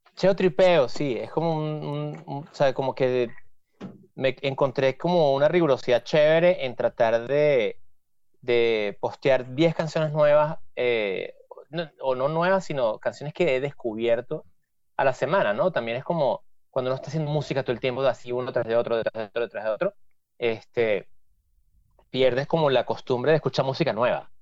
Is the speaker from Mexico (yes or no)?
no; Venezuela; now in New York, United States; todos los venecos así somos